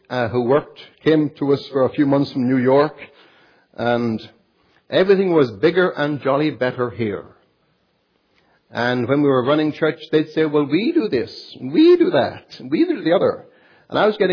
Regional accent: Ireland; I am Irish by birth and background

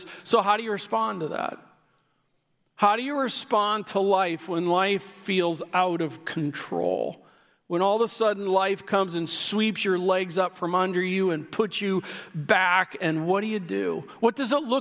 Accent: Midwest, United States; I grew up in the Midwest

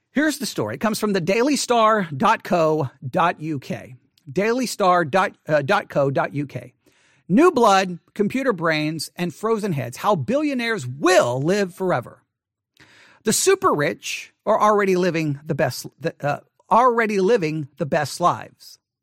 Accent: Buffalo Gap, Texas, United States; as I was growing up in Buffalo Gap

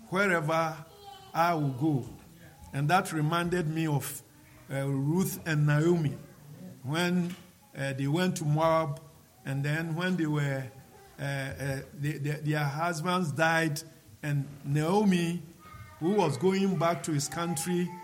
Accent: Ghana; come to Ghana and preach this same gospel to my people

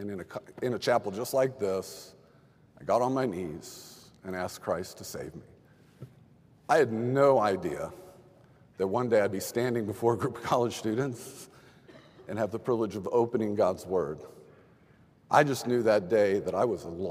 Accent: Texas, United States; I grew up in Texas

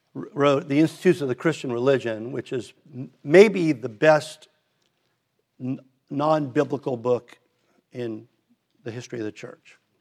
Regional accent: Redondo Beach, California, United States; we moved from Hermosa to Redondo, so I went to Hillcrest

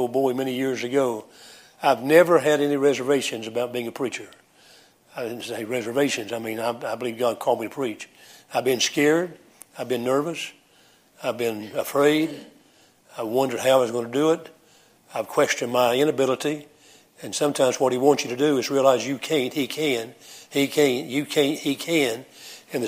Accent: United States; accent: American English; first language English; My mother tongue is American English. That's my mother tongue

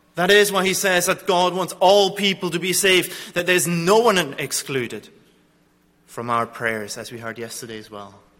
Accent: Zurich, Switzerland; I come from Zurich, from a place where the Reformation

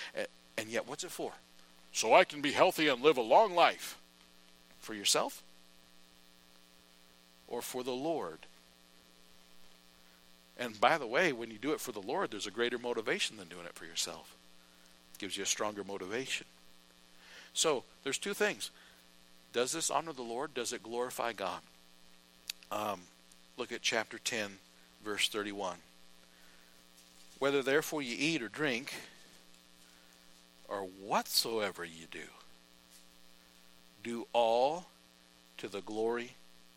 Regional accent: United States; As an American

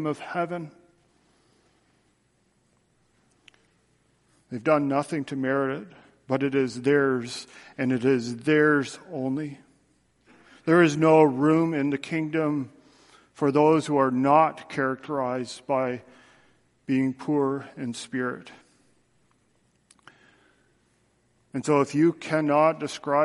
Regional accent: Canada; I'm a Canadian, and I have my Canadian passport, which identifies that Canada is my country.

